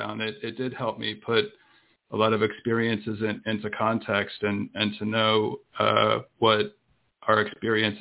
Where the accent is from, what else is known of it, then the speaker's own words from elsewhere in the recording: Tennessee, United States; also born or lived in Miami, Florida / Birmingham, Alabama; we eventually moved to Tennessee, which is where I grew up